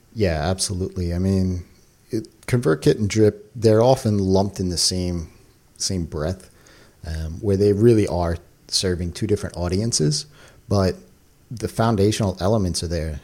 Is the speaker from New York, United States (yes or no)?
yes; New York, United States; also born or lived in Long Island; I am a New Yorker, so I'm living in New York. I've lived in New York my whole entire life